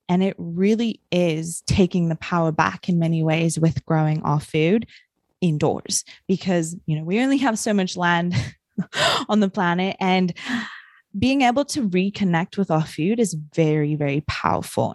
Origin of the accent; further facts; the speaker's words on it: New Zealand; I grew up in New Zealand